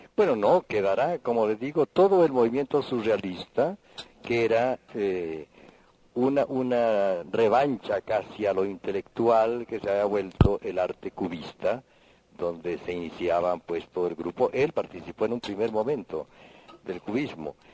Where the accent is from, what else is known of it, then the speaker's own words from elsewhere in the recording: Popayán, Cauca, Colombia; siendo de Popayán